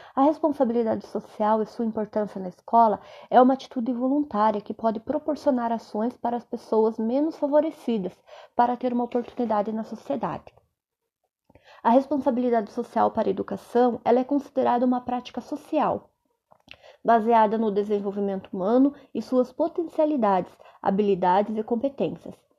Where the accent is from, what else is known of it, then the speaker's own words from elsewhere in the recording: Cascavel, Paraná, Brazil; sou de Cascavel, Paraná